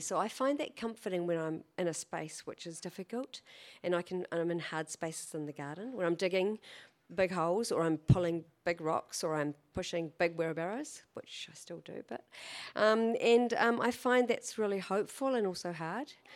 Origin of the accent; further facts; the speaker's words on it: Canterbury, New Zealand; also born or lived in Christchurch; now in Auckland, New Zealand; I was raised in Canterbury